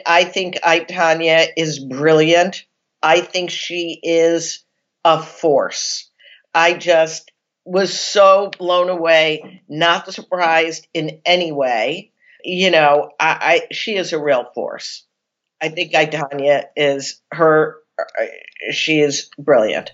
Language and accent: English; Chicago, Illinois, United States; I'm from Chicago